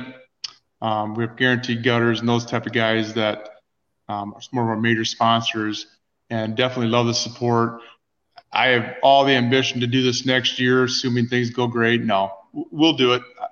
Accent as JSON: {"language": "English", "town": "Rock Valley", "region": "Iowa", "country": "United States", "tie": "born or raised there", "said": "I grew up in Rock Valley"}